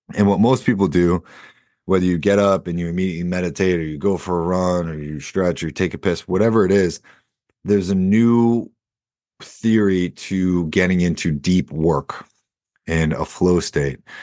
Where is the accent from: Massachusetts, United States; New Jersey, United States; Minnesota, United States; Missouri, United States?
Massachusetts, United States; Boston; I'm also from Boston